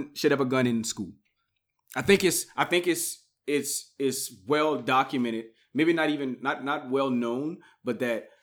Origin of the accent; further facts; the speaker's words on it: Louisiana, United States; moved away as an adult; also born or lived in Acadiana, Louisiana; now in Colorado, United States; I'm not a native. I'm from Louisiana. I've only been here for a year